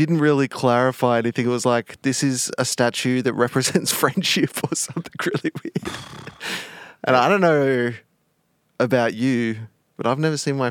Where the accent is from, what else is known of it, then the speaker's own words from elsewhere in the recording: Wollongong, New South Wales, Australia; now in Sydney, Australia; We did the old Sydney, Wollongong originally.